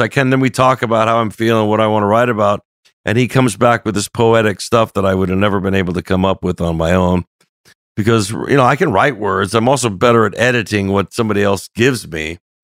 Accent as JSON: {"language": "English", "town": "Los Angeles", "region": "California", "country": "United States", "said": "we're from North Hollywood"}